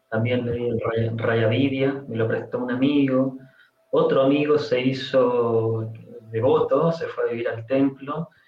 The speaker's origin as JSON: {"language": "Spanish", "country": "Chile", "moved": "as an adult", "lives_now": "Argentina", "said": "yo vivo en Argentina, pero soy chileno"}